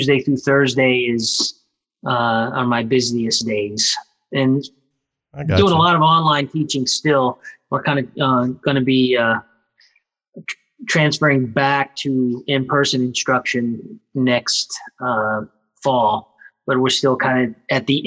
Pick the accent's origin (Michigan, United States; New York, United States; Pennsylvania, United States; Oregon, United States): New York, United States; Ithaca; also born or lived in Alabama / Georgia; I am from Ithaca, New York. I originally was born in the southeastern United States, Alabama and Georgia, and then, moved up to Ithaca when I was 11